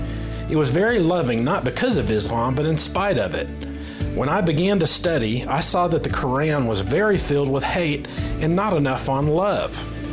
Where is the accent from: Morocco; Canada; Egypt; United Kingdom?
Egypt; I was born in Egypt to a Muslim family.